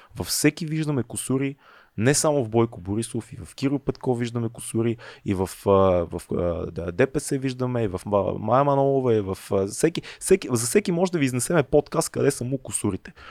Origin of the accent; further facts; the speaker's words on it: Bulgaria; каквито сме повечето българи